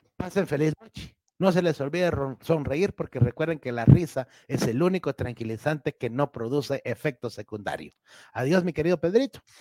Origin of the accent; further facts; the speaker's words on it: Guatemala; aquí en Guatemala